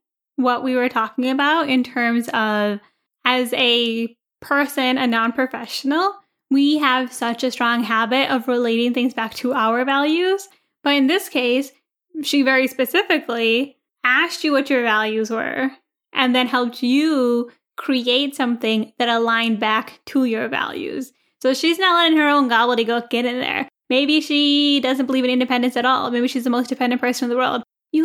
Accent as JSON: {"language": "English", "country": "India", "said": "we care a lot about what people think about us. Maybe because we're Indian."}